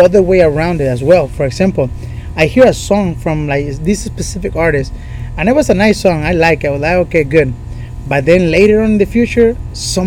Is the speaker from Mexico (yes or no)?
yes; Puerto Vallarta, Jalisco, Mexico; English is a second language; moved away; En Puerto Vallarta yo nací y crecí.